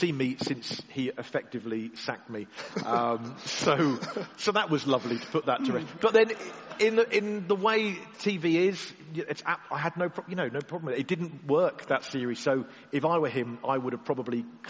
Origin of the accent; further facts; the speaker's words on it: Cornwall, South West England, United Kingdom; being Cornish